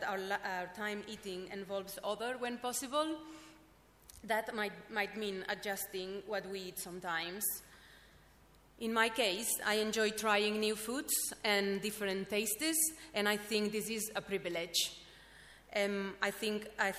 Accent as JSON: {"language": "English", "country": "Spain", "moved": "as an adult", "lives_now": "London, United Kingdom", "said": "I'm from Spain"}